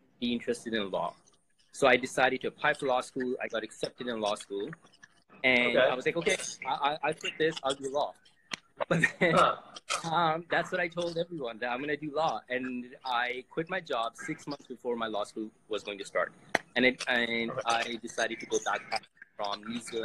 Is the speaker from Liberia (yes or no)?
no; Canada; I'm from Canada